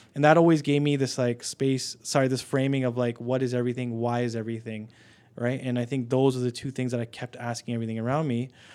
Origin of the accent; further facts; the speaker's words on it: Canada; I'm Canadian born here